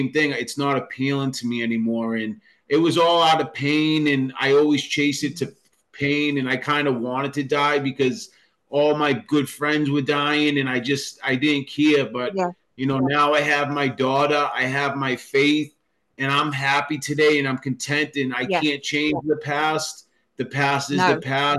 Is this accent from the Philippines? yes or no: no; Boston, Massachusetts, United States; I grew up in South Boston in Massachusetts